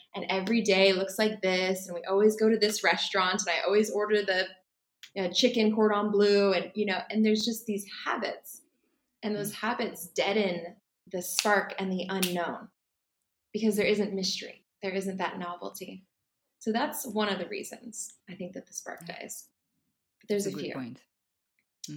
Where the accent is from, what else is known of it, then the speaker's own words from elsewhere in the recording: California, United States; moved away as an adult; now in Bali, Indonesia; I'm originally from California, the US, but right now I live in Bali.